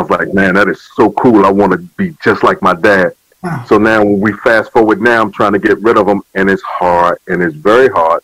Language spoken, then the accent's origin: English; Virginia, United States; now in Willingboro, United States; my hometown, uh, Southside Regional Medical Center